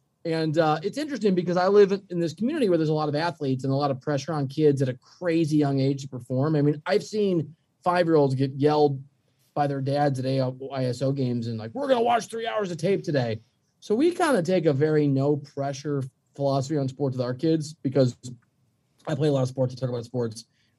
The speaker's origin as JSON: {"language": "English", "region": "Midwest", "country": "United States", "said": "And I'm from the Midwest. So it's really weird to have kids who are like LA fans"}